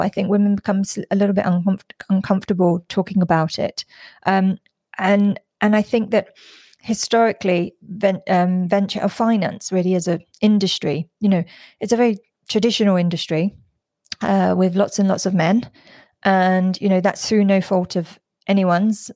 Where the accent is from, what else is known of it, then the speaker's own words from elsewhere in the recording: London, United Kingdom; moved away as an adult; now in Singapore; I'm originally from London and I live in Singapore in Southeast Asia.